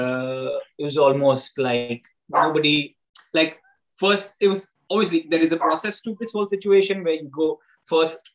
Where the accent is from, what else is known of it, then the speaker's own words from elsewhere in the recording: India; moved away; as Indian, as a society